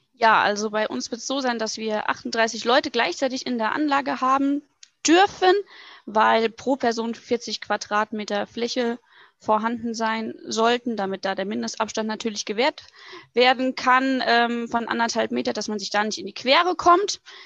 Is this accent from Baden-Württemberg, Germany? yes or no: no; Butzbach, Hesse, Germany; now in Hungen, Germany; komme aus dem schönen Hessen, ähm, um genau zu sein, aus Butzbach, wohne jetzt aber ungefähr seit einem Jahr in Hungen